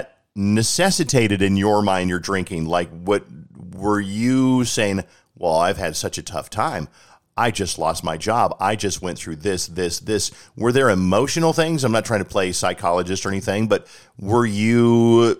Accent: Colorado, United States; I'm from Colorado

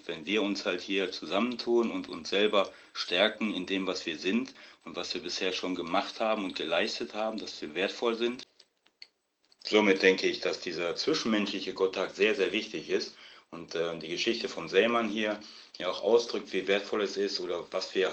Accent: Düsseldorf, North Rhine-Westphalia, Germany; Ich bin ähm, aus Düsseldorf und bin nicht oft hier in Düsseldorf

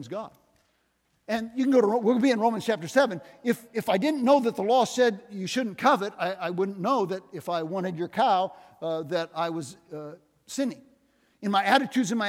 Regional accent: Northwest Iowa, United States; now in Des Moines, United States; I came from Northwest Iowa

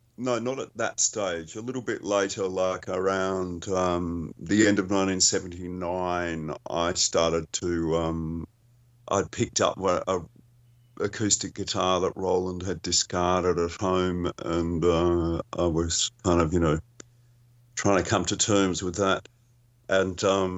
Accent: Melbourne, Victoria, Australia; Yes, yeah. That's where I am, too.

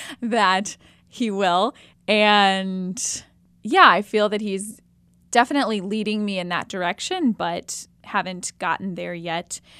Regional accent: Jefferson City, Missouri, United States; I'm originally from Jefferson City, Missouri, so just about two hours west of here, and I'm twenty-eight

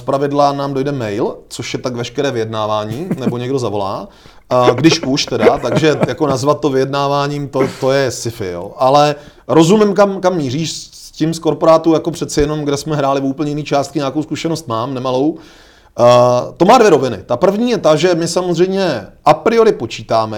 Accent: Czechia; my jsme mimochodně v tomhle jako Češi unikátní

